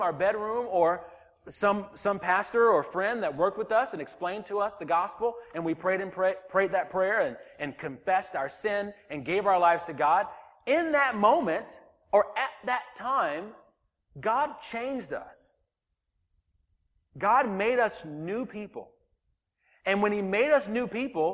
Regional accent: the South, United States; moved away; I grew up in the South

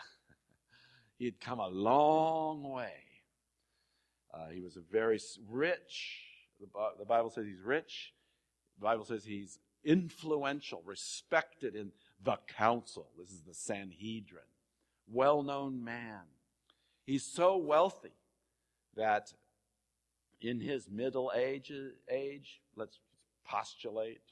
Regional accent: California, United States; I was born in California

